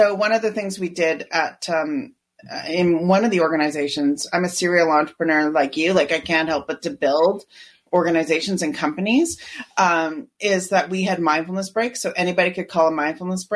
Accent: Canada; I'm Canadian

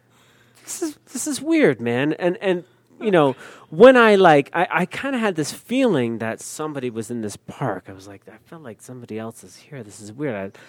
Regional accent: Northeast, United States; I'm from the Northeast

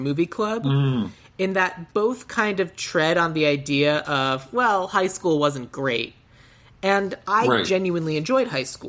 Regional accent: Tucson, Arizona, United States; born or raised there; moved away

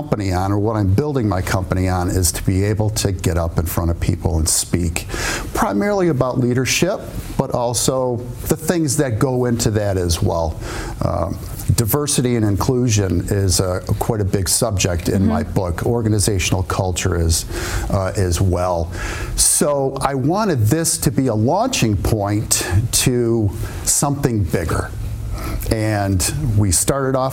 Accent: Royal Oak, Michigan, United States; also born or lived in Mount Pleasant, Michigan; grew up in the area, Royal Oak resident for many, many years, and after growing up in Royal Oak

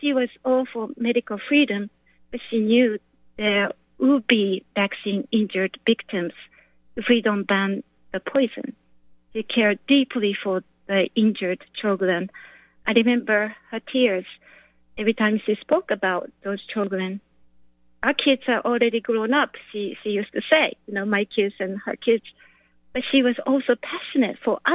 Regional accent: Japan; now in United States; I'm not from here, I'm from Japan

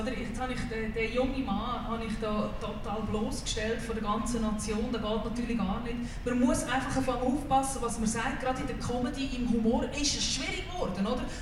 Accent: Aargau, Switzerland; ich bin aus dem Aargau.

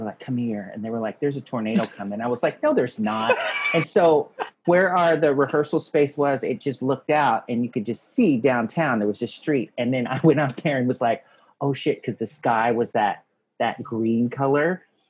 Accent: Oklahoma, United States; moved away; I'm from Oklahoma

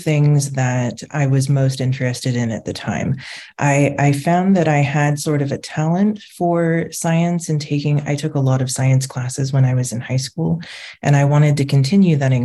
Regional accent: Southern California, United States; moved away as an adult; also born or lived in Washington, D.C. / Virginia; I grew up in Southern California

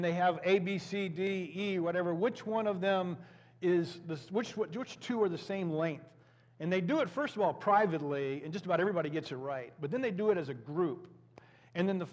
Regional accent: United States; We as American Christians, or Christians who happen to be Americans

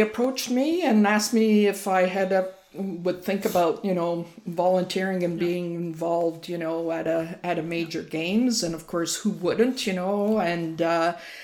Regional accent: Montreal, Quebec, Canada; moved away as an adult; I was born and raised in Montreal.

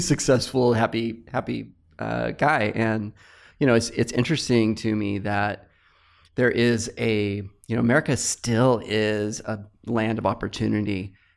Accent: Fresno, California, United States; also born or lived in Palo Alto; I relocated back to my hometown, uh, Fresno

